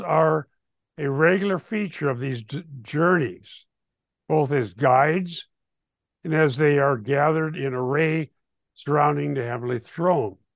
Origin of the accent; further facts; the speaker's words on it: Sheldon, Iowa, United States; we grew up in Sheldon, Iowa, in the high school there in the sixties.